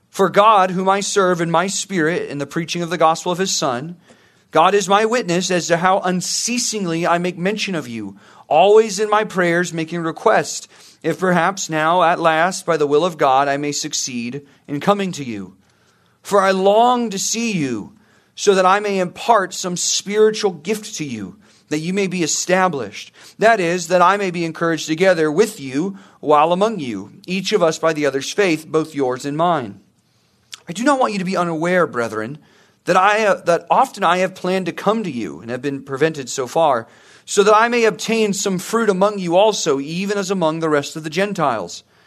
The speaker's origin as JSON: {"language": "English", "town": "Murrieta", "region": "California", "country": "United States", "tie": "born or raised there", "also_born_or_lived": "Santa Clarita", "said": "I grew up in Murrieta"}